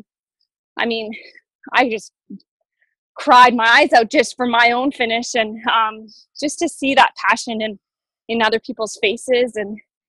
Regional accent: Boulder, Colorado, United States; In Colorado, in my hometown in Boulder, I think we have about 12 to 15.

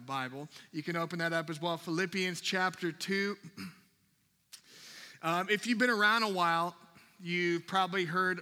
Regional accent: Minnesota, United States; I'm from Minnesota, I was up in Minnesota

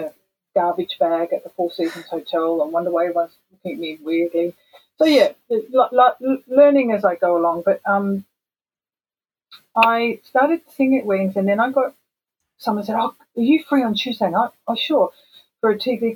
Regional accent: Perth, Western Australia, Australia; moved away as an adult; now in Japan; growing up in Perth

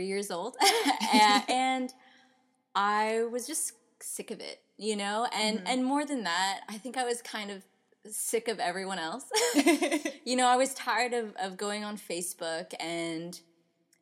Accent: Houston, Texas, United States; I'm from the Houston area

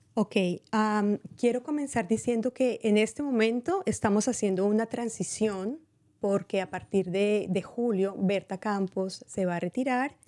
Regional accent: Colombia; now in Marin County, United States; soy colombiana.

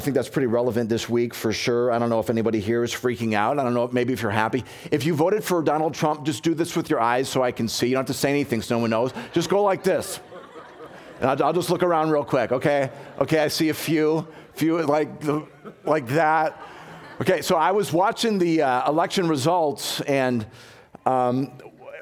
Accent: Chicago, Illinois, United States; moved away; I'm from Chicago originally

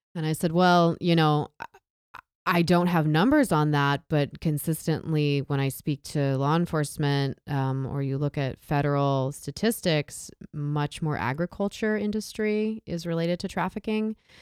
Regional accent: Southern California, United States; I grew up in Southern California, a very rural area

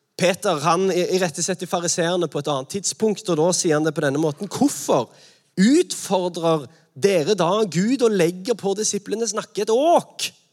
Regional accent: Sandnes, Rogaland, Norway; Jeg er fra Sandnes

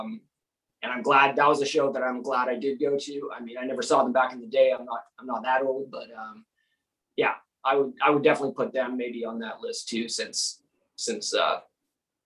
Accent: Calgary, Alberta, Canada; moved away; also born or lived in New York; growing up in Calgary, there would be 1 or 2 shows a week

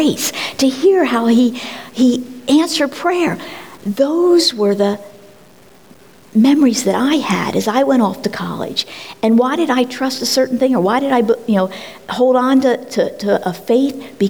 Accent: Collingdale, Pennsylvania, United States; born or raised there

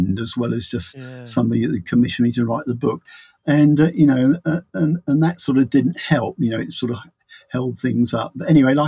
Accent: England, United Kingdom; I'm an English writer

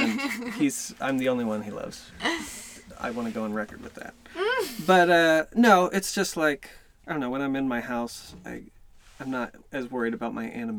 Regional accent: Nashville, Tennessee, United States; I was born there. I was born in Nashville, and I'm stuck there.

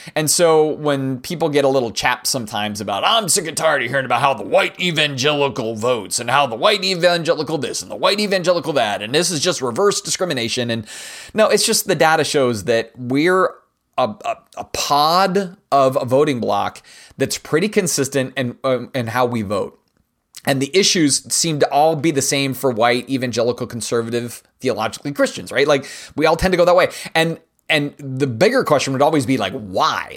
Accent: United States; It's the best part about being an American

